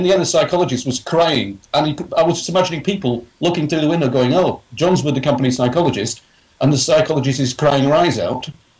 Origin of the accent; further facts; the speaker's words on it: England, United Kingdom; I'm a small guy. I'm English with long hair and a beard.